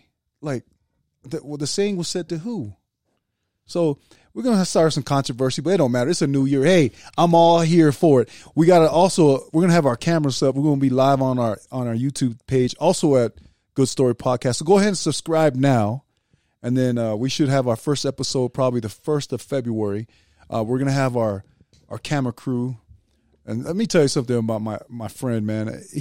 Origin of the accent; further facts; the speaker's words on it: United States; I'll say Tonga because I'm an American